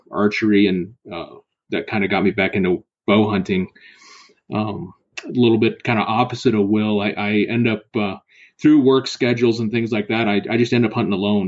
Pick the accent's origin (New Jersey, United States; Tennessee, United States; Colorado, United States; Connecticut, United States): Colorado, United States; I was born and raised in Colorado